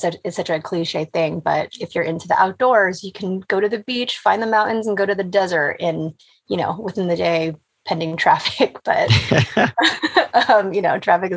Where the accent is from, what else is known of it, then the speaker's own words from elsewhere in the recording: Los Angeles, California, United States; I grew up in Tujunga, which is at the base of the mountains, just at the north edge of the valley.